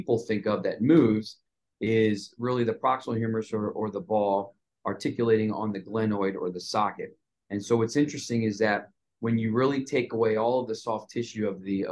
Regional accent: Montgomery County, DC, Maryland, United States; also born or lived in New York City / California; Came back to the area where I grew up in Montgomery County, which is about 20, 30 minutes outside of Washington, DC.

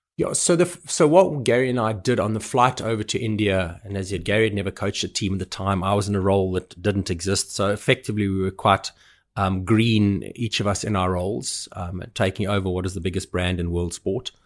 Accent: South Africa; having been brought up as a South African

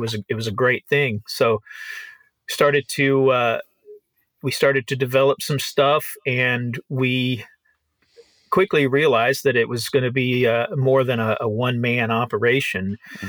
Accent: Nashville, Tennessee, United States; I grew up in Nashville.

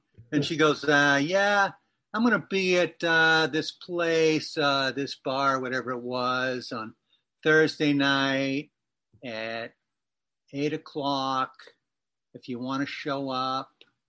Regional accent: Massachusetts, United States; accent: Boston; also born or lived in New Hampshire; But I was born in New Hampshire and raised in Massachusetts. So I had a pretty heavy Boston accent when I was living there.

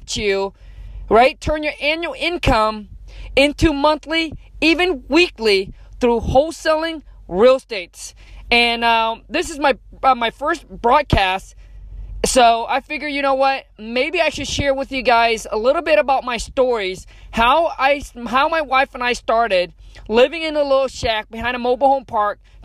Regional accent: Vietnam; English is a second language; moved away; I was born in Vietnam. Grew up dirt poor, grew up in a mud hut

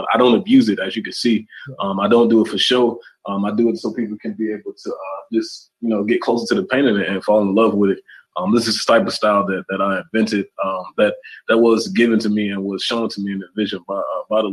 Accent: South Carolina, United States; I'm from South Carolina.

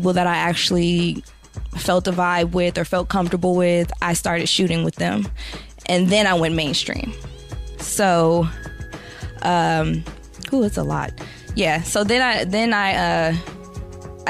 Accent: San Francisco, California, United States; I was about 18 years old, and I'm from San Francisco, California

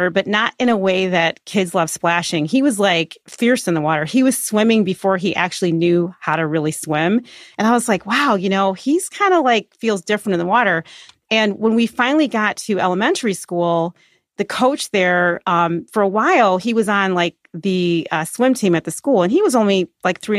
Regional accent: Chicago, Illinois, United States; I grew up in the Beverly neighborhood

